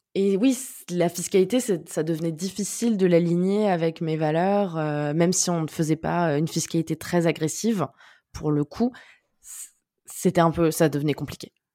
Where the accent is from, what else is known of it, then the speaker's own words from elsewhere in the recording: near Cannes, Provence-Alpes-Côte d'Azur, France; moved away as an adult; also born or lived in Neuilly-sur-Seine; now in Paris, France; on a déménagé quand j'avais un peu moins de 8 ans, mais je suis née, j'ai grandi à Neuilly-sur-Seine. Et après, on a déménagé dans le sud, dans une, dans une petite ville à côté de Cannes, dans les Alpes-Maritimes